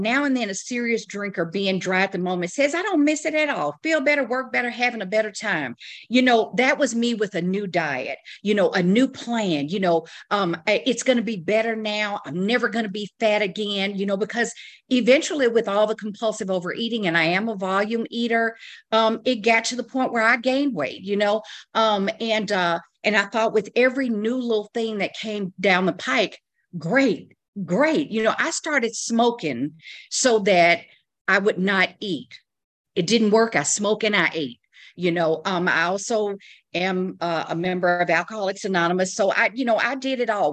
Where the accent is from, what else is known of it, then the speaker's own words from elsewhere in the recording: the South, United States; I was raised in the South